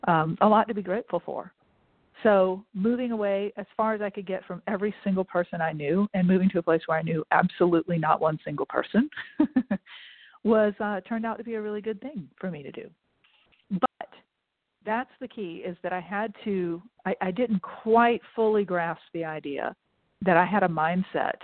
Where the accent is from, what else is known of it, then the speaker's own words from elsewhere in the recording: Augusta, Georgia, United States; moved away as an adult; I grew up in Augusta, Georgia